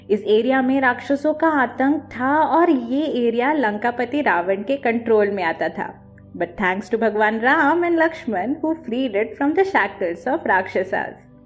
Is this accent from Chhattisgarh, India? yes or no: yes; Chhattisgarh, India; मैं खुद छत्तीसगढ़ से हूँ